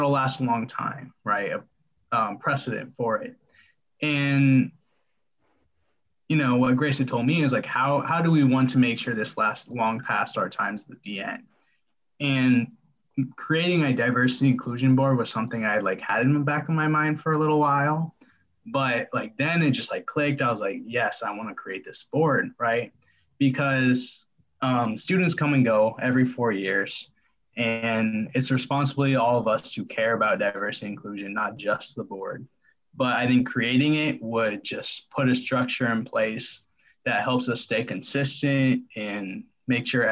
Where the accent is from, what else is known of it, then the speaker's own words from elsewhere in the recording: Parker, Colorado, United States; also born or lived in Omaha, Nebraska; now in Lincoln, United States; I was born in Omaha, grew up in Colorado